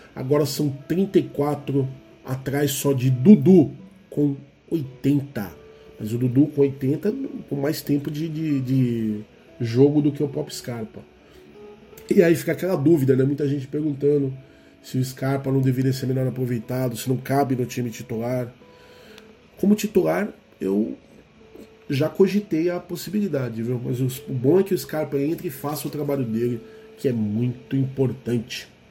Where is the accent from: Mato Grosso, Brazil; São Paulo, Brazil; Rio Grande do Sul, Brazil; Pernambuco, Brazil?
São Paulo, Brazil; Guarulhos; Guarulhos, Guarulhos, minha terra